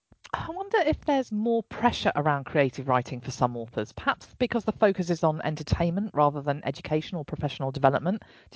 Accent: England, United Kingdom; And I'm …, the English one.

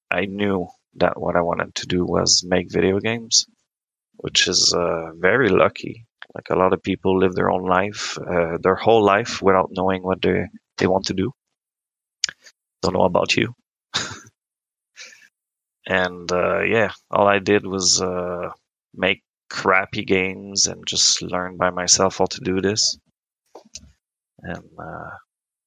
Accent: Quebec, Canada; first language French; English is a second language; Grew up on a farm in Quebec

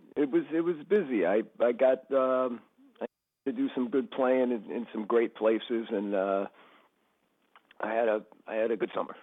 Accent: Westbury, New York, United States; I grew up in Westbury

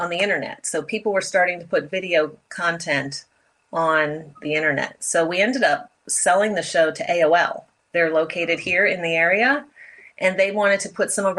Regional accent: D.C., District of Columbia, United States; also born or lived in Pennsylvania; I grew up outside of Washington, D.C., very traditional 1960s, 70s upbringing.

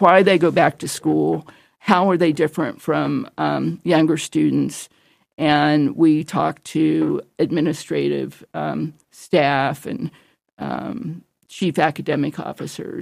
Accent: Ohio, United States; moved away as an adult; also born or lived in Florida; I'm from Ohio

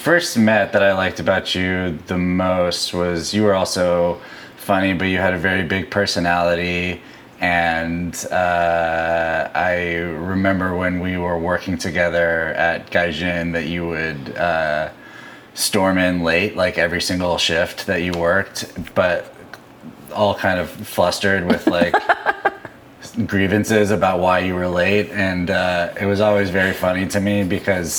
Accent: Edmond, Oklahoma, United States; moved away as an adult; now in Los Angeles, United States; I grew up in Edmond, graduated from the University of Oklahoma

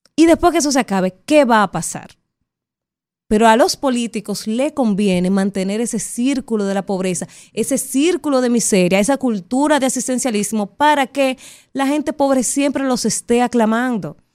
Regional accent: Dominican Republic; como dominicana

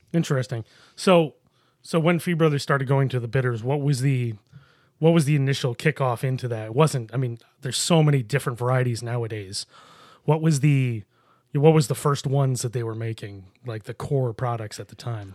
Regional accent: Buffalo, New York, United States; I grew up in Buffalo

